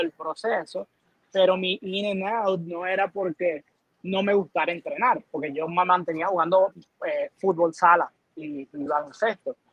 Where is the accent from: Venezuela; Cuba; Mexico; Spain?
Venezuela; now in Puerto Rico; nací en Venezuela